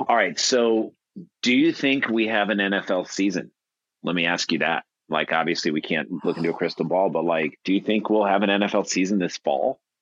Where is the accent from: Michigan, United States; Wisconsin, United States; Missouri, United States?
Missouri, United States; St. Louis; growing up in St. Louis